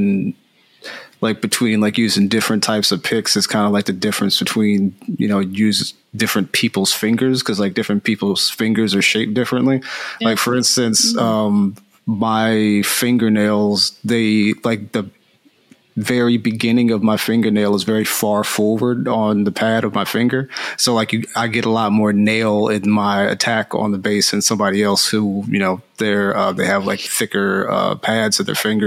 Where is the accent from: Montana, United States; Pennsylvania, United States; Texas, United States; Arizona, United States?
Pennsylvania, United States; Philadelphia; moved away as an adult; now in California, United States